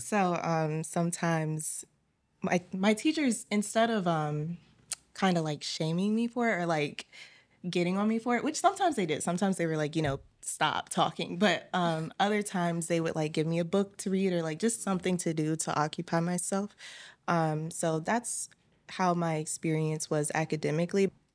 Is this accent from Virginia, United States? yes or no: yes; Richmond, Virginia, United States; my hometown is Richmond, Virginia.